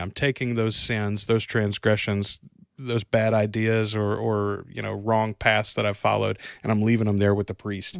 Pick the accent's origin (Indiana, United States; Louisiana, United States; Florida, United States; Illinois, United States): Louisiana, United States; we're from Louisiana